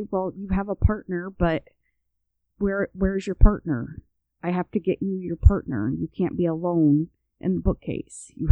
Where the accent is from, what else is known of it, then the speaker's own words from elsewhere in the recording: Illinois, United States; accent: Chicago area; also born or lived in US South; when I'm around my family up north my my Chicago area accent comes out and you hear it more when I'm up north or when I get off the phone with my family.